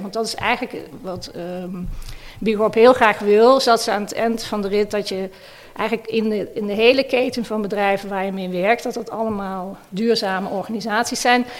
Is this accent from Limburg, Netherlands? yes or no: yes; Maastricht, Limburg, Netherlands; Ik kom zelf uit Maastricht